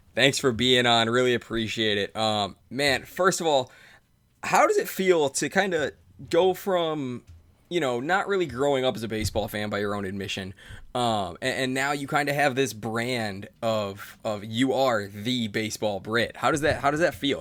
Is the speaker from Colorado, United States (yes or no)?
no; Cleveland, Ohio, United States; I'm an Indians fan. I'm from Cleveland.